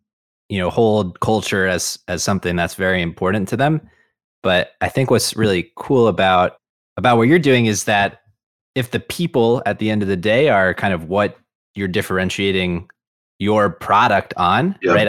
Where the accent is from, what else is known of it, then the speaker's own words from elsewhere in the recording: Midwest, United States; As a Midwesterner, I mean, does it factor at all into your thinking, like having a company here in Cleveland?